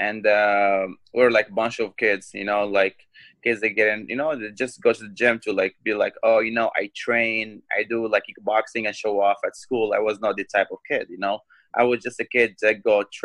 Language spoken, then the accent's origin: English; Morocco; now in Chicago, United States; I'm from Morocco. I'm the first MMA fighter from Morocco to join the Bellator company. I live in Chicago